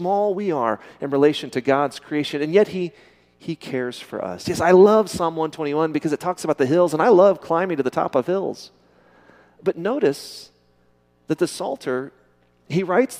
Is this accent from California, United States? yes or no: no; Midland, Texas, United States; I'm from Midland